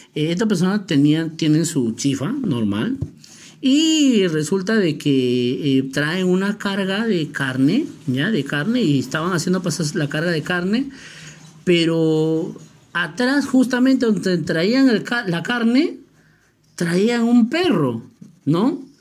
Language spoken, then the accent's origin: Spanish; Peru; Así somos los peruanos